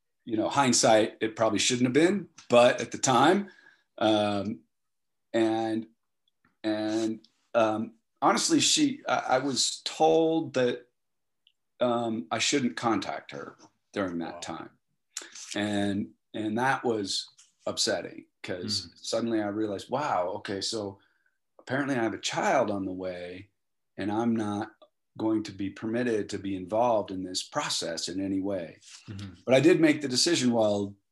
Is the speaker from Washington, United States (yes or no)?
yes; east of Seattle, Washington, United States; also born or lived in Tacoma, Washington / Bellingham, Washington; I grew up there east of Seattle